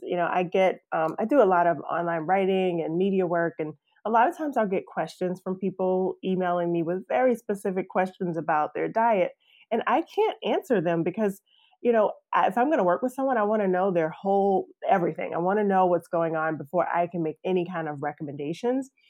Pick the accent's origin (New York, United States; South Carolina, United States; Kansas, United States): South Carolina, United States; moved away as an adult; also born or lived in Atlanta; I'm, I'm from South Carolina, but came down to Atlanta to go to Georgia Tech